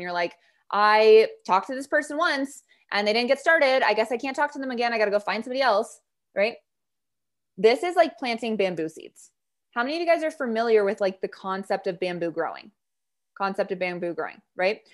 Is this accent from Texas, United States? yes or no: no; Montana, United States; I grew up in Montana